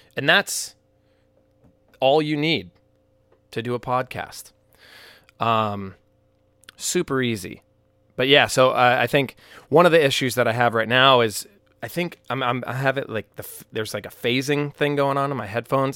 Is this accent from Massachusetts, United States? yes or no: yes; Peabody, Massachusetts, United States; moved away; So here we are in Peabody, Massachusetts. My hometown.